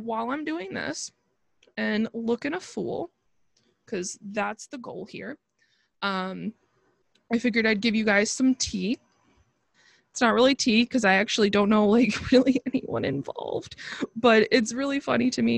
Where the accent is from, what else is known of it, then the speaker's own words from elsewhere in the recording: Buffalo, New York, United States; I'm from Buffalo